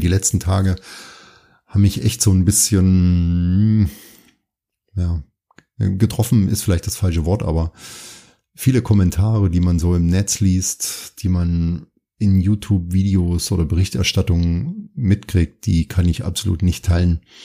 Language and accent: German; Thuringia, Germany; ich bin ja in Thüringen aufgewachsen